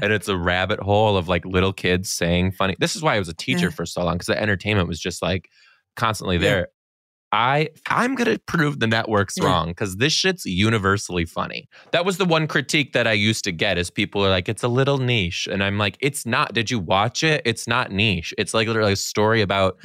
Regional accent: Michigan, United States; I grew up in Michigan, which is snow

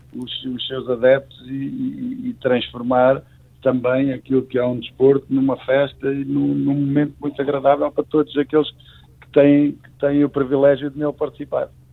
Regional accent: Portugal; somos portugueses

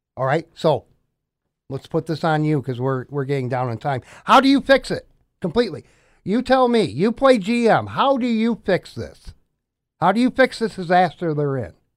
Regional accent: Des Moines, Iowa, United States; moved away; I was born in Des Moines

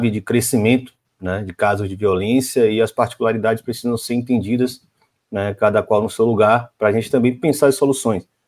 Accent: Bahia, Brazil; Claro, eu sou da Bahia

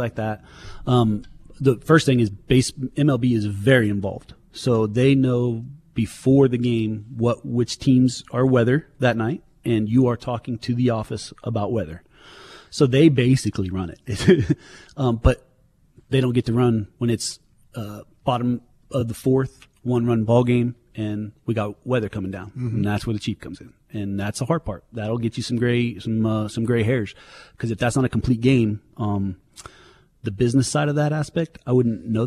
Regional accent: Kansas, United States; growing up in Kansas

